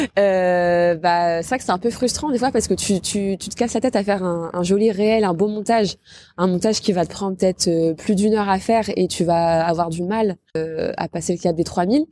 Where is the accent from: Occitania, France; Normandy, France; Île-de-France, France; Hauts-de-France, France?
Normandy, France; Rouen; je suis née à Rouen, j'ai grandi à Rouen